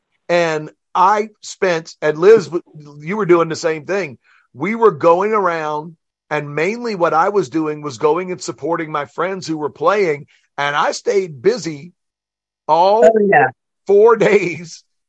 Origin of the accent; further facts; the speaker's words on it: New Orleans, Louisiana, United States; I was born and raised in New Orleans